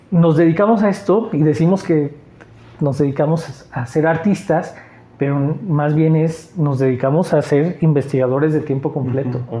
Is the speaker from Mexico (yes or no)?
yes; Mexico City, Mexico; Eh, soy chilango, sí. Llegué con el INEGI.